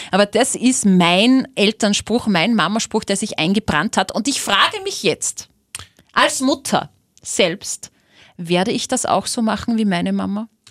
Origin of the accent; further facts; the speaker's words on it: Linz, Upper Austria, Austria; Ich bin in Linz aufgewachsen